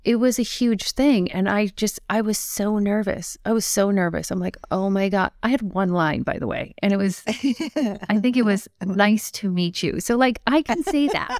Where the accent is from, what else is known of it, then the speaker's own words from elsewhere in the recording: Longmeadow, Massachusetts, United States; I grew up in Long Meadow, Massachusetts